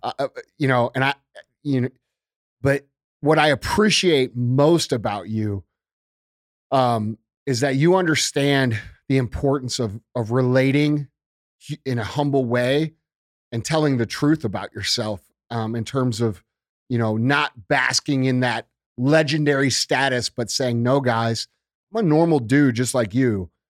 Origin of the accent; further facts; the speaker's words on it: Tornado Alley, United States; I grew up in Tornado Alley